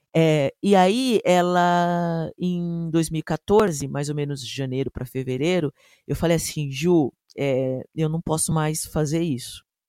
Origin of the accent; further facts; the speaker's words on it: São Paulo, Brazil; eu sou da Zona Norte, nascido e criado aqui